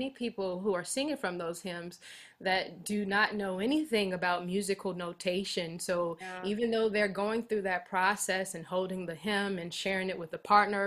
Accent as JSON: {"language": "English", "town": "Richmond", "region": "Virginia", "country": "United States", "moved": "yes", "lives_now": "Auburn, United States", "said": "I am originally from Richmond, Virginia"}